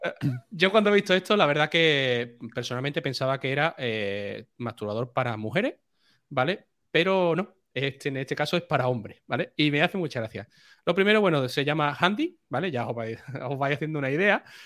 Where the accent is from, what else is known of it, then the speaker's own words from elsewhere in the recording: Seville, Andalusia, Spain; que soy de Sevilla